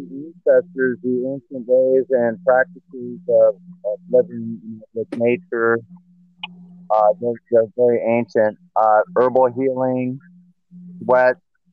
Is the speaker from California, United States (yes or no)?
yes; Los Angeles, California, United States; now in Hawaii, United States; I grew up in Los Angeles